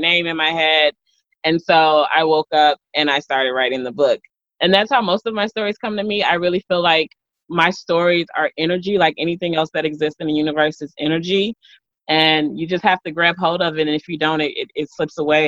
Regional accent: Chicago, Illinois, United States; I am born and raised, you know, in Chicago

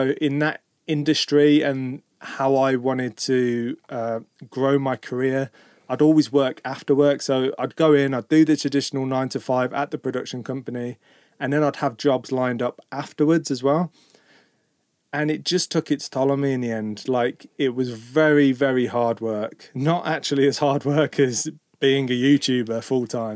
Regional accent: Birmingham, West Midlands, United Kingdom; moved away as an adult; now in Portugal; where we grew up in Birmingham

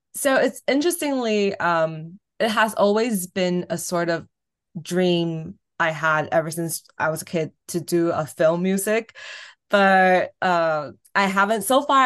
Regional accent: Taiwan; moved away as an adult; also born or lived in Irvine, California / Boston / New York; here in Taiwan, and then high uh, college I was at Wellesley in Boston.

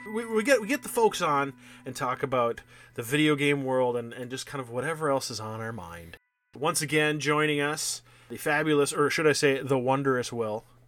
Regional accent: Minnesota, United States; as a Minnesotan

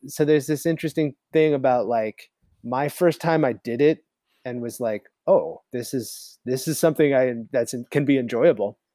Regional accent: the Adirondacks, upstate New York, United States; now in San Diego, United States; I grew up in the Adirondacks

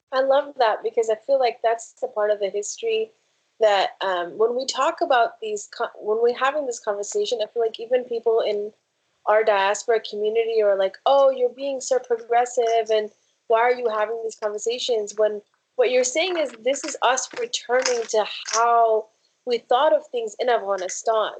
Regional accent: Ohio and Michigan, Midwest, United States; I'm from Ohio and Michigan

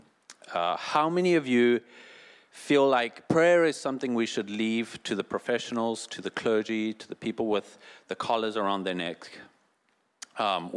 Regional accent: South Africa; moved away; I'm from South Africa

